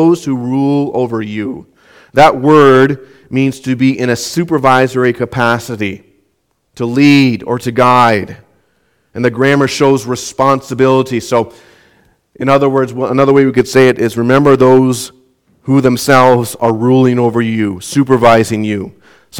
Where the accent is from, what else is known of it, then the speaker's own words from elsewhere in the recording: Southwest Minnesota, United States; growing up in Southwest Minnesota, had assigned chores